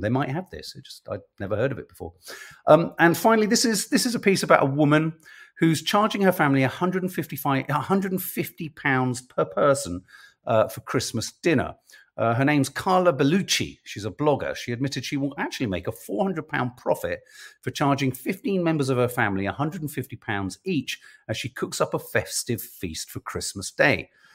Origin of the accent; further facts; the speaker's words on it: London, United Kingdom; as a Londoner, and this is as a Londoner